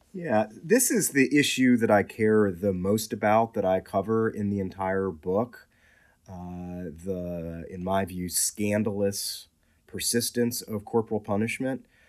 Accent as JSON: {"language": "English", "town": "Washington", "region": "District of Columbia", "country": "United States", "tie": "born or raised there", "said": "I grew up in southeast Washington, D C, east of the Anacostia River"}